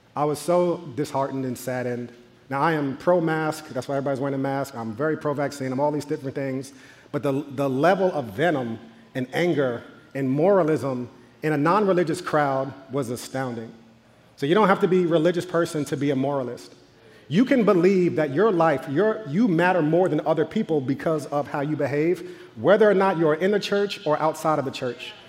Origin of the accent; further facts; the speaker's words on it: New York, United States; growing up in New York in the 90s